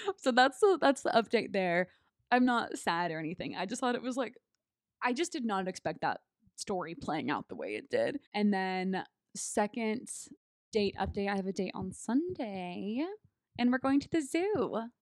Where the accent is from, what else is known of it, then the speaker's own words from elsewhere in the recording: California, United States; moved away as an adult; also born or lived in Texas; now in San Diego, United States; come back to my home state